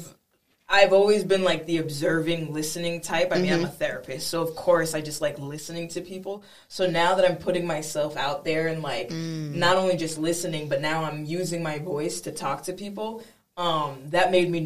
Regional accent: Boston, Massachusetts, United States; we're also from Boston, the Boston area.

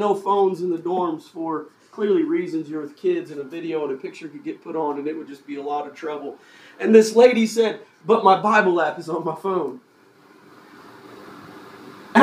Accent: United States

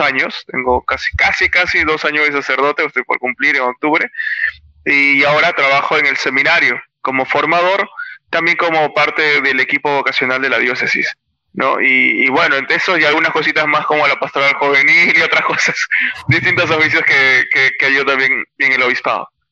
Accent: Lima, Peru; soy natural de Lima

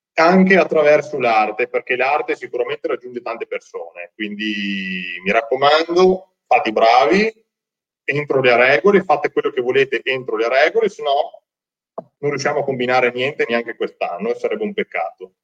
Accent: Veneto, Italy; accent: Veneto; per via del mio accento, perché purtroppo l'accento veneto è qualcosa di terribile ed è difficilissimo da nascondere

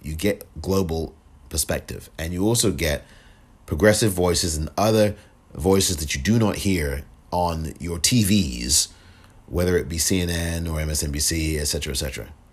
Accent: England, United Kingdom; now in United States; I'm from England

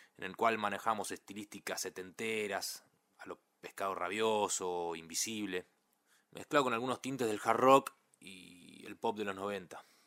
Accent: Ituzaingó, Buenos Aires Province, Argentina; Nací y me crié en Ituzaingó

